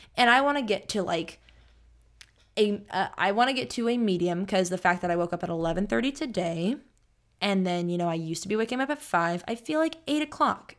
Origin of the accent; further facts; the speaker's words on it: Sacramento, California, United States; I'm from Sacramento and I'm back home in Sacramento